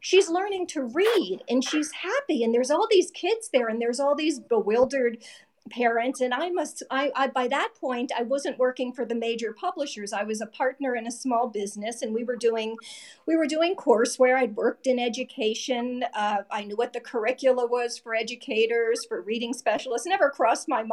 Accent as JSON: {"language": "English", "region": "New Jersey", "country": "United States", "said": "I'm from New Jersey"}